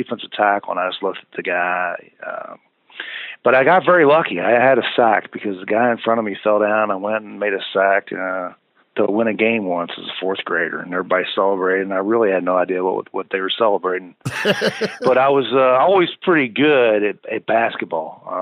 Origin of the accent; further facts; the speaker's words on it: Louisville, Kentucky, United States; my hometown of Louisville.